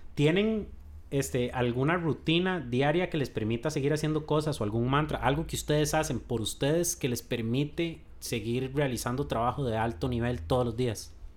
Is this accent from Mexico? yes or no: no; Costa Rica; como los ticos